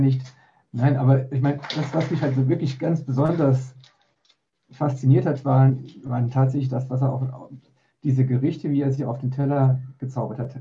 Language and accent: German; Saarbrücken, Saarland, Germany; Ich komme aus dem Saarland, aus Saarbrücken